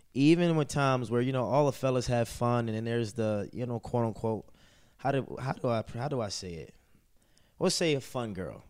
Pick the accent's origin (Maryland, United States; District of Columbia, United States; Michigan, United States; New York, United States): Maryland, United States; Baltimore; I'm from Baltimore City. Baltimore City is a tough city